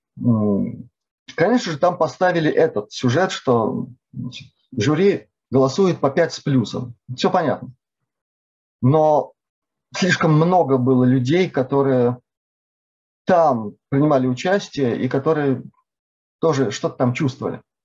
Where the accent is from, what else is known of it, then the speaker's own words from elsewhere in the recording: Latvia; Я родился в Латвии, но до этой делегации, до этой поездки в этой делегации, я толком по-латышски вообще не разговаривал